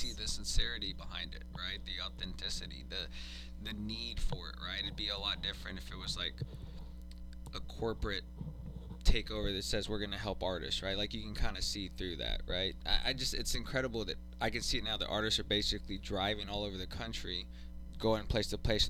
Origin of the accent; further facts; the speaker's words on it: Austin, Texas, United States; I grew up here in Austin